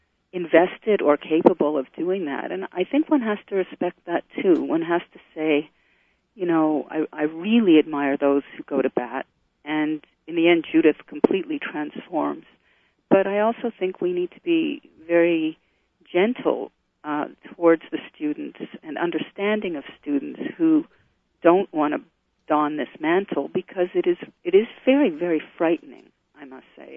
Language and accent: English; Canada; moved away as an adult; also born or lived in Israel; In addition to being Canadian, I'm an Israeli citizen. I made Aliyah at a certain point and currently living in Canada